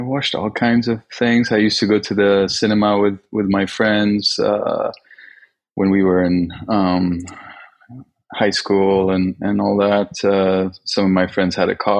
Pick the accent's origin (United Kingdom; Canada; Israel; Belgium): Belgium; moved away as an adult; also born or lived in Sweden / Gothenburg, Sweden / Paris, France; now in Tokyo, Japan; I grew up mostly in Belgium.